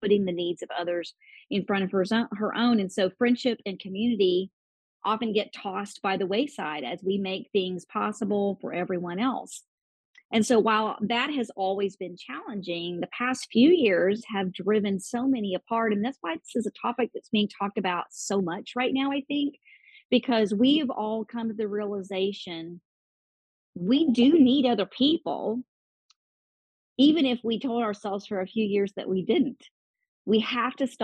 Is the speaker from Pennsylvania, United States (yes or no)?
no; Oklahoma, United States; I was born and raised in Oklahoma, just went away out of the state for a few years to go to college and then moved back to Oklahoma